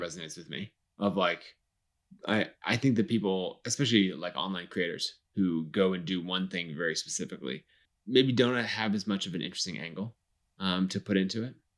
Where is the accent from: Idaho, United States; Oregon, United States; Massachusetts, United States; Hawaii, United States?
Idaho, United States; Boise; Boise, my hometown.